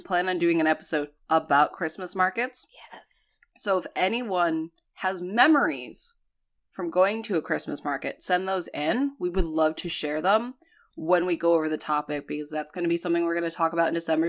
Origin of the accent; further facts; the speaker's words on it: New England, United States; moved away; growing up in New England